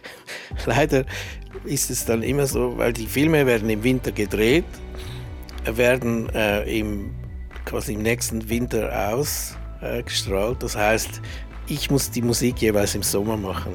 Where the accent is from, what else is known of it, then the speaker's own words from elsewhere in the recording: Switzerland; ich bin ja auch Schweizer